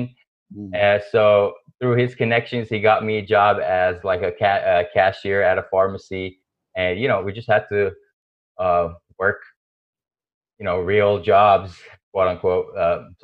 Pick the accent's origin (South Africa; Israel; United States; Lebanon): Lebanon; growing up in Lebanon